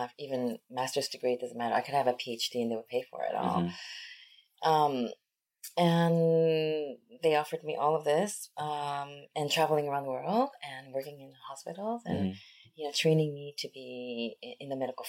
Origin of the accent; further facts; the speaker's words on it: United States; also born or lived in South Korea; I was born in Korea, and then I grew up in America